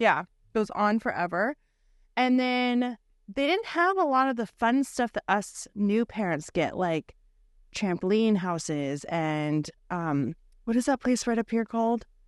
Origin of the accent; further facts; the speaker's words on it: Bothell, Washington, United States; I was born and raised in Bothell, Bothell Coog alum